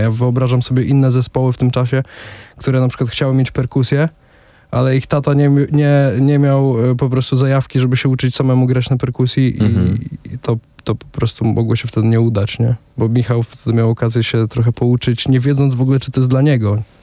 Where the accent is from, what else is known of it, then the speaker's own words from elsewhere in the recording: Łomża, Podlaskie Voivodeship, Poland; oba jesteśmy z Łomży